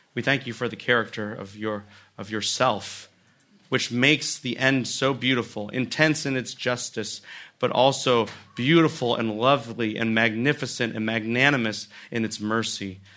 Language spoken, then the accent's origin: English; United States; we as Americans